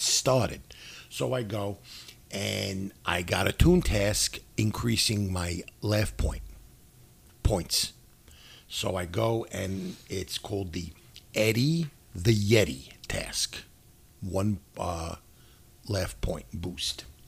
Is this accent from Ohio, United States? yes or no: no; New York City, New York, United States; I'm from New York City